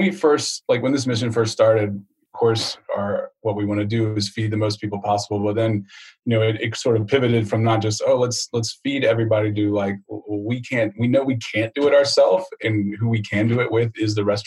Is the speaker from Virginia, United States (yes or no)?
yes; Newport News, Virginia, United States; I grew up in Newport News, Virginia